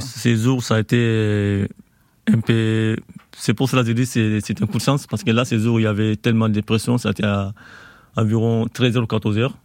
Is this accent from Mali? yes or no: yes; Mali; moved away as an adult; also born or lived in Côte d'Ivoire; now in France; Je suis malien